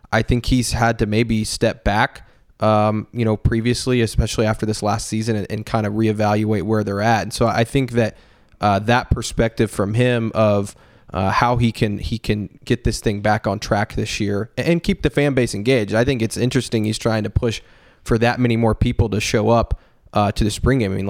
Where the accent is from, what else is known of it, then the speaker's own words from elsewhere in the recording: Oklahoma, United States; Uh, they knew I was from Oklahoma.